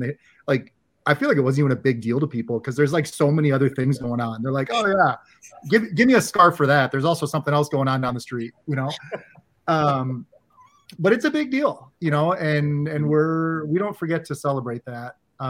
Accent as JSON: {"language": "English", "region": "Minnesota", "country": "United States", "said": "I'm from Minnesota."}